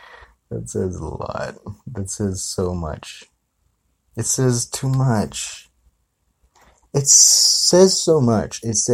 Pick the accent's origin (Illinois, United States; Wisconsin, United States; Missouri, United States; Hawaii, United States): Hawaii, United States; I grew up in Hawaii. I was born and raised in Hawaii.